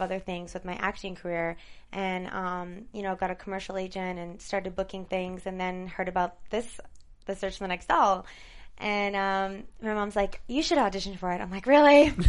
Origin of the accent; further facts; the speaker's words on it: Michigan, United States; moved away as an adult; also born or lived in Toronto, Ontario, Canada; now in Los Angeles, United States; I'm from Canada originally, outskirts of Toronto. Grew up with a big Italian family. And my parents worked in the car industry for General Motors, and they got transferred to the States. So we moved to Michigan. Represent. And I grew up in Michigan